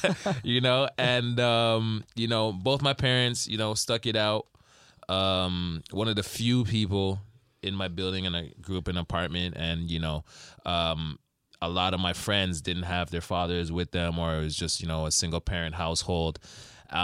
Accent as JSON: {"language": "English", "town": "Rexdale", "region": "Ontario", "country": "Canada", "tie": "born or raised there", "said": "I was raised in Rexdale, but I went to high school in Woodbridge."}